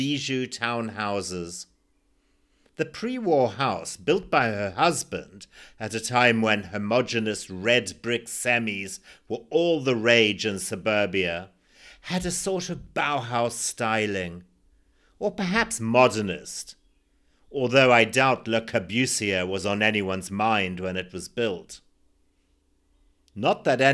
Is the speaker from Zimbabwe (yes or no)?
yes; Zimbabwe; born or raised there